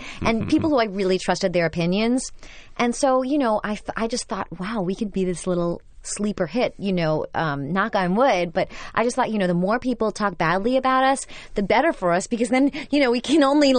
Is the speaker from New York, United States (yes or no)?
yes; Brooklyn, New York, United States; Because I'm from Brooklyn and everyone's like, "Why don't you have an accent?" And I said, "I worked really hard not to have one."